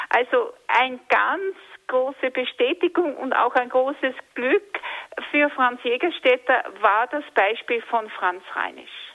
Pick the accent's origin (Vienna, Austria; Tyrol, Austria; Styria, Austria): Tyrol, Austria; Jetzt hätte ich noch eine Frage als Tirolerin.